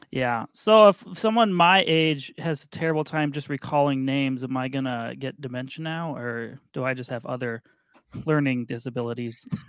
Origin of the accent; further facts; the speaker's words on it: Minnesota, United States; I am from Minnesota